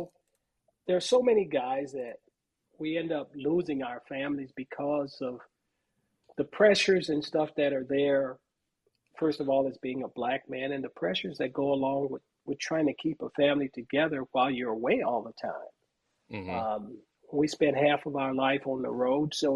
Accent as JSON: {"language": "English", "town": "Los Angeles", "region": "California", "country": "United States", "tie": "born or raised there", "said": "I grew up in South Central Los Angeles. I say South Central Los Angeles. I grew up in Watts"}